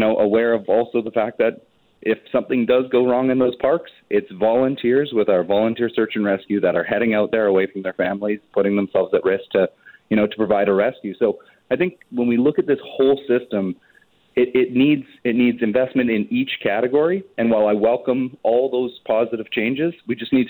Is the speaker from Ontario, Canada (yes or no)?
no; British Columbia, Canada; we as British Columbians